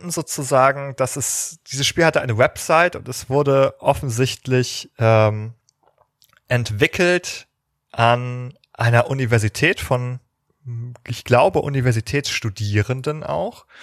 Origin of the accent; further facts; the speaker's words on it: Northern Germany, Germany; gerade als Norddeutscher, der sozusagen bei 12 Grad und Nieselregen im Sommer sozialisiert wurde